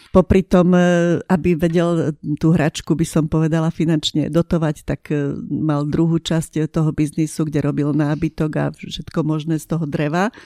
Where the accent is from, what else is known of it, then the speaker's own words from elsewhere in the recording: Košice, Košice Region, Slovakia; moved away; ja som e, polovicu života prežila v Košiciach, som rodená Košičanka